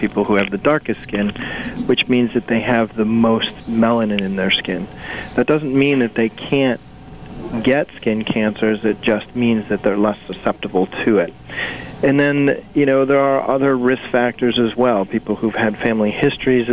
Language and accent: English; Waterbury, Connecticut, United States; I grew up here in Waterbury, and I actually started with the St. Mary's Hospital system when I was 15 years old